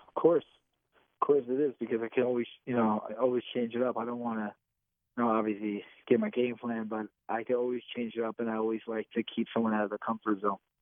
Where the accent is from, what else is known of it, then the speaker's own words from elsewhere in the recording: New Jersey, United States; make my state proud, make my, you know, my hometown proud